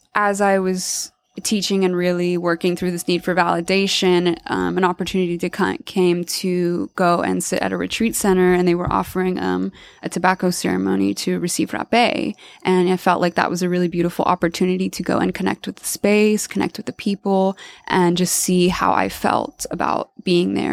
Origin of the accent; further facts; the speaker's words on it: Alabama, United States; moved away; also born or lived in Washington / Costa Rica; I grew up in Alabama and I moved away